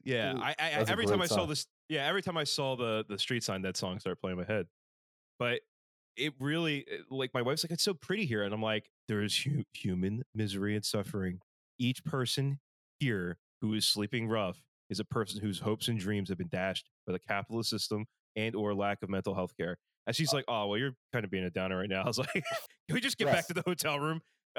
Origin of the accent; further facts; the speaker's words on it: Philadelphia, Pennsylvania, United States; I grew up in Kensington. The first, like, quarter century of my life was in Kensington